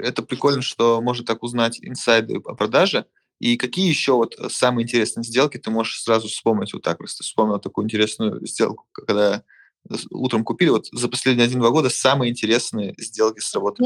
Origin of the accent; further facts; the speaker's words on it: Novosibirsk, Novosibirsk Oblast, Russia; now in Saint Petersburg, Russia; Я из Новосибирска. Сейчас я живу в а, Петербурге